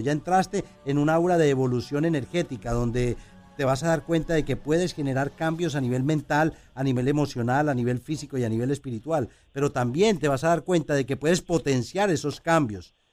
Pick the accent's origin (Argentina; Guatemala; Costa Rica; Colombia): Colombia; moved away; en mi país, en Colombia